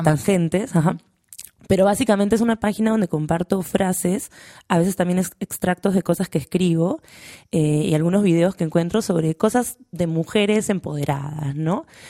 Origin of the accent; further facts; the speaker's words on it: Lima, Peru; moved away as an adult; now in Madrid, Spain; Yo cuando me fui de Lima